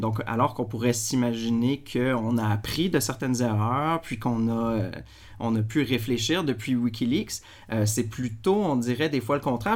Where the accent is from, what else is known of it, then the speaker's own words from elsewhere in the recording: Quebec, Canada; en tant que Québécois